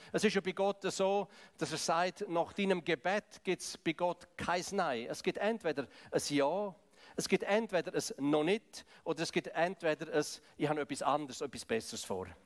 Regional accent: Graubünden, Switzerland; Ich komme ja aus dem Kanton Graubünden, ich komme aus dem Balkan von Schweiz, eigentlich aus dem Osten, aus dem Ostblock von Schweiz.

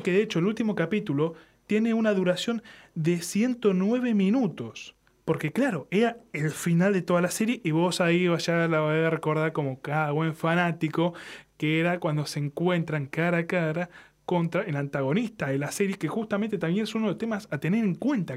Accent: Argentina; somos argentinos

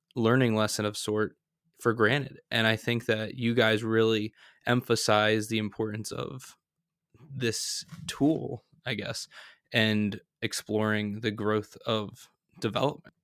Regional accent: outside Philadelphia, Pennsylvania, United States; I grew up right outside of Philadelphia

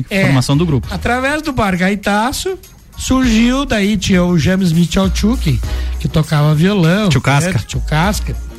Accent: Vacaria, Rio Grande do Sul, Brazil; born there; now in Lages, Brazil; Eu nasci em Vacaria, mas eu me considero lagiano, porque tudo que eu sei de, de arte, de cultura, de tradição, eu aprendi aqui.

